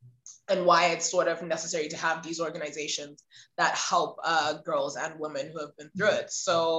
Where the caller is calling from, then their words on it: Zimbabwe; I'm calling in from Zimbabwe. Which is, for those who don't know, it's in the southern part of Africa, just above South Africa.